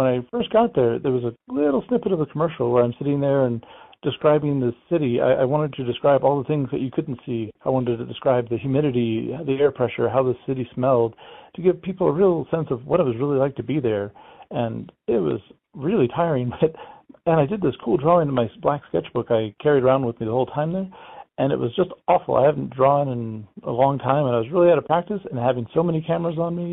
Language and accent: English; San Antonio, Texas, United States; moved away as an adult; now in Los Alamos, United States; I'm from San Antonio